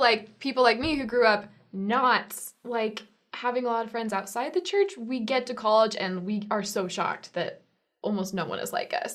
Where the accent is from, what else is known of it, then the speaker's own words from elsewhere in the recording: Holbrook, Arizona, United States; I'm from Holbrook, Arizona